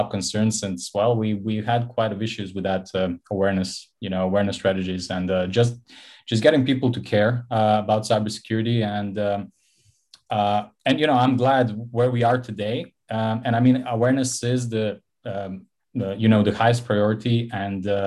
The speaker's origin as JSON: {"language": "English", "country": "Montenegro", "tie": "born or raised there", "said": "Born and raised in Montenegro on the Mediterranean coast."}